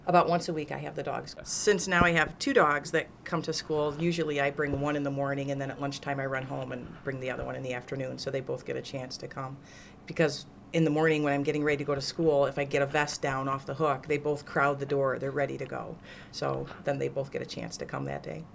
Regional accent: Morris, Illinois, United States; born and raised in Morris, so I've lived here my whole life

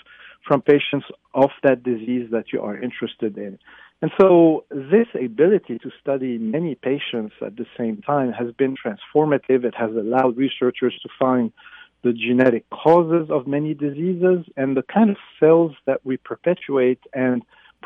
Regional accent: Lebanon; moved away as an adult; also born or lived in Beirut, Lebanon; now in United States; I was born in Lebanon in the Middle East, and I went to college there at the American University of Beirut

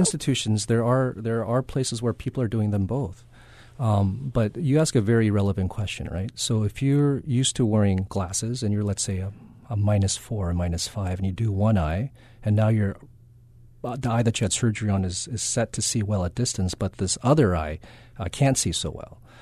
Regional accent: Kaneohe, Hawaii, United States; also born or lived in Berkeley, California / Loma Linda, California / Boston, Massachusetts; I'm from Kanioi

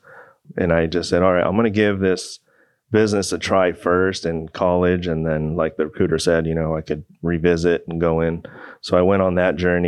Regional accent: Port Hueneme, California, United States; also born or lived in Oxnard, California; I was born in Port Hueneme, California. Growing up in Port Hueneme and Oxnard

